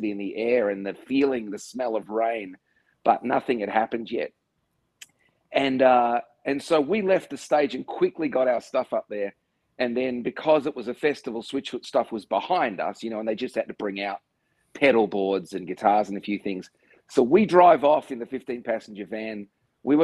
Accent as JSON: {"language": "English", "country": "Australia", "said": "being an Australian"}